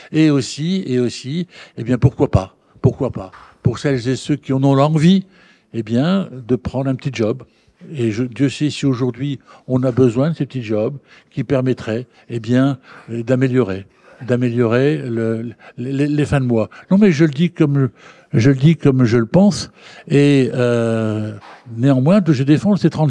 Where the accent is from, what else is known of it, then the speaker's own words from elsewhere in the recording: Hauts-de-France, France; Je viens du Nord, je suis pas loin de Dunkerque.